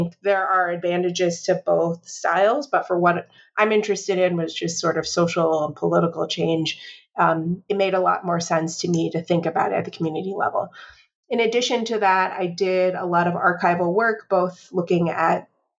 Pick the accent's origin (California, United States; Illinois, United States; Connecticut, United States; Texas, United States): Illinois, United States; Chicago; So kind of maybe influenced from growing up in Chicago and spending time in lots of different places